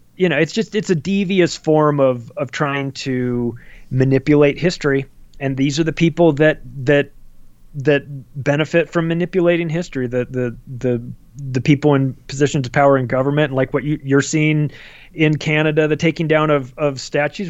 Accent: Palm Springs, California, United States; I grew up in Palm Springs, California, huge gay community

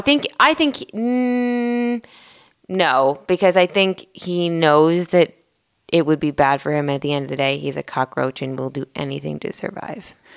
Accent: outside of Philadelphia, Pennsylvania, United States; I grew up outside of Philadelphia in the suburban counties there

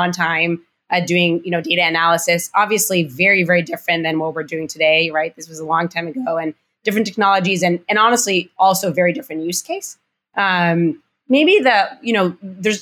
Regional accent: Rehovot, Central District, Israel; moved away; I was born and raised in Israel, actually on, in the Weizmann Institute of Science

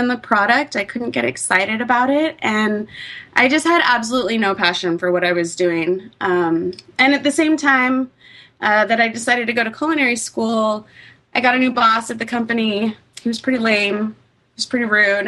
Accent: East Bay, California, United States; I grew up in the East Bay

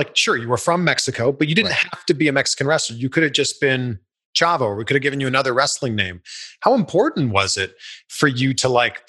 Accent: Canada; as a kid growing up in Canada, my first real exposure to Spanish was through you and Eddie.

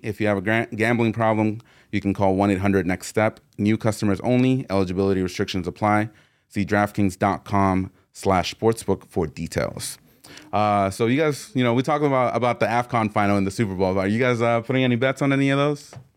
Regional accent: Mexico; I'm from Mexico.

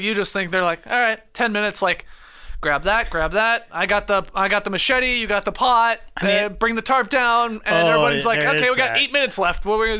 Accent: Canada; we're Canadian.

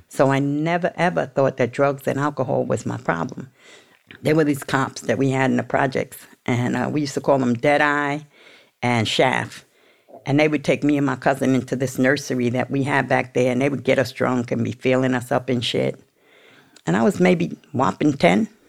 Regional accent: New York City, New York, United States; I'm from the projects. I was from Baisley, Baisley, Southside, Jamaica

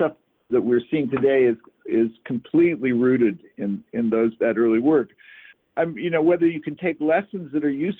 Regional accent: Northern California, United States; growing up in Northern California and sort of being affected by the counterculture

